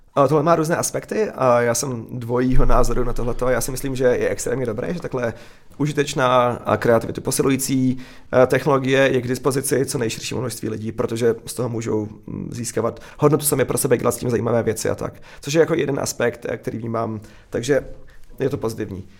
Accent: Czechia; moved away; also born or lived in Silicon Valley, United States; jako Čech, eh, se silným, eh, vztahem k Česku

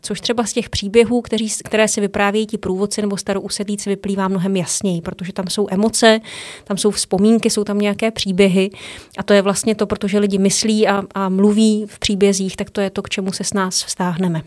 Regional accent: Nové Město na Moravě, Vysočina Region, Czechia; moved away as an adult; also born or lived in Svalbard / Groningen, Netherlands; do Nového města na Moravě, odkud pocházím

